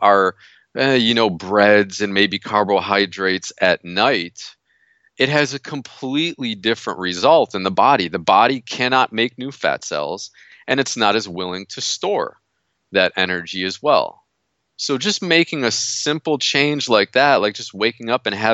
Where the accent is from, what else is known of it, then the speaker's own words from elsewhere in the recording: United States; moved away; I'm from New York originally